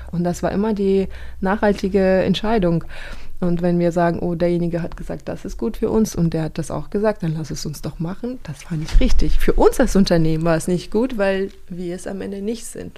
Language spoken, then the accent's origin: German; Kazakhstan; now in Germany; ich bin aufgewachsen in Kasachstan